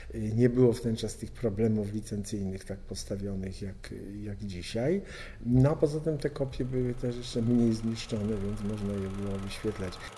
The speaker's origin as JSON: {"language": "Polish", "town": "Poznań", "region": "Greater Poland", "country": "Poland", "tie": "born or raised there", "said": "tam, gdzie się urodziłem, czyli w Poznaniu"}